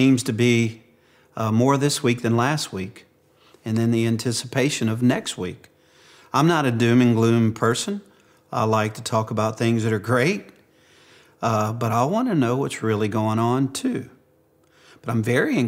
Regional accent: Cajun, Louisiana, United States; being a Cajun

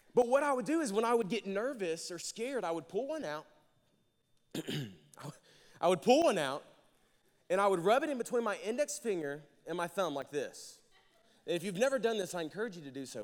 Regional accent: Jacksonville, Arkansas, United States; moved away as an adult; now in Conway, United States; I'm from Jacksonville, Arkansas. I moved here about four and a half, five years ago.

